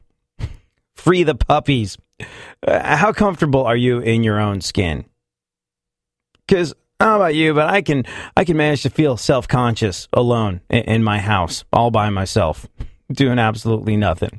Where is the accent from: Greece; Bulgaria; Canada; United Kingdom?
United Kingdom; England; now in United States; I definitely grew up in England